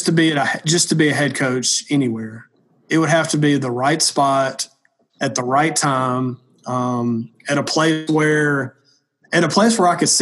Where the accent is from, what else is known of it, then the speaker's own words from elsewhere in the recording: the South, United States; I'm from the South.